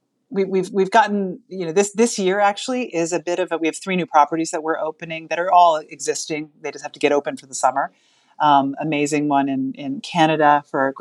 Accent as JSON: {"language": "English", "area": "the Berkshires", "region": "Massachusetts", "country": "United States", "said": "We are from the Berkshires"}